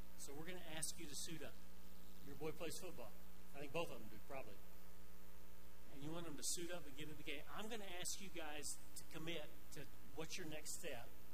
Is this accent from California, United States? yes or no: no; Arkansas, United States; now in Pueblo West, United States; I grew up in Arkansas.